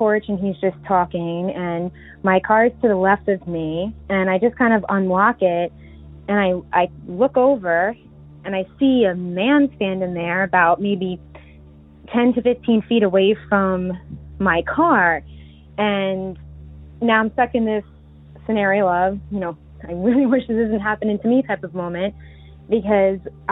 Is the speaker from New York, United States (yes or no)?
yes; Long Island, New York, United States; I'm from Long Island, New York